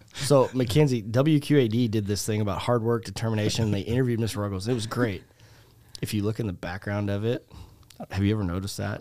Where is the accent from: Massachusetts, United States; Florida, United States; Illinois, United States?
Illinois, United States; Lisle; moved away; I originally, uh, grew up in the suburbs of Chicago in Lyle.